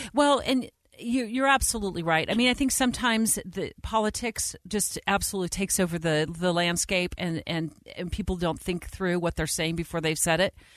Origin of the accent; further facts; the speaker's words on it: Arizona, United States; my home state of Arizona